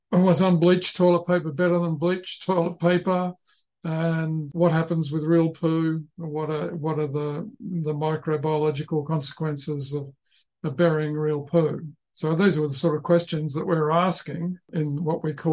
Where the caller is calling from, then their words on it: Tasmania, Australia; I'm calling in from the University of Tasmania and uh, I'm in Palawa country.